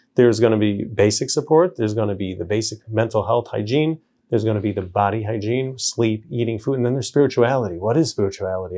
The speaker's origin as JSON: {"language": "English", "town": "New York City", "region": "New York", "country": "United States", "tie": "born or raised there", "also_born_or_lived": "Israel", "moved": "yes", "lives_now": "Lakewood, United States", "said": "I grew up in Borough Park"}